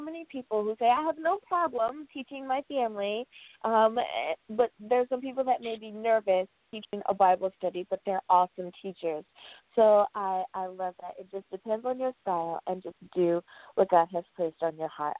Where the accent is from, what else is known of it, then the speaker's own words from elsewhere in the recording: United States; my home country, the good old U.S.